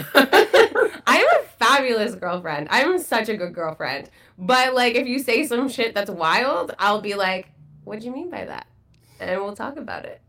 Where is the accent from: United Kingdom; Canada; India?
Canada; Burlington, Ontario; I grew up in Burlington, Ontario.